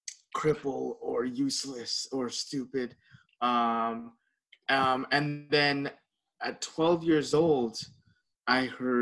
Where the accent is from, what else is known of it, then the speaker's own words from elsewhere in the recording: Philippines; because I'm Filipino, we have a lot of parties